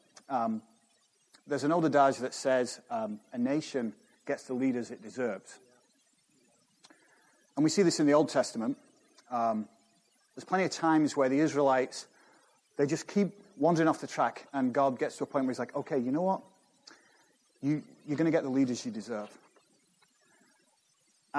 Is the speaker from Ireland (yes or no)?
no; United Kingdom; moved away as an adult; now in United States